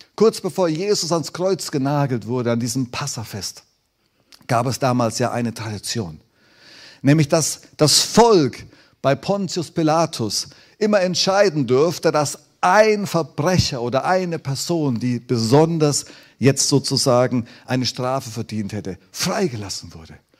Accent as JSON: {"language": "German", "country": "Germany", "said": "wir Deutsche"}